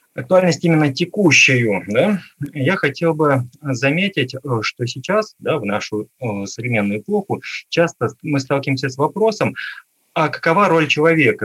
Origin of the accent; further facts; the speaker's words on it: Khimki, Moscow Oblast, Russia; я сам родился в городе Герои Химки, а, под Москвой. А, и, в общем, там провел свое детство